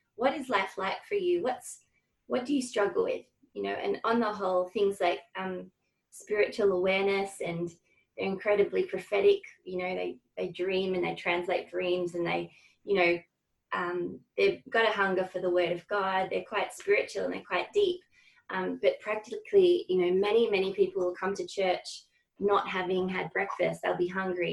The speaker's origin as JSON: {"language": "English", "town": "Hobart", "region": "Tasmania", "country": "Australia", "tie": "born or raised there", "said": "I grew up in Hobart um, in a in an all girls Catholic school"}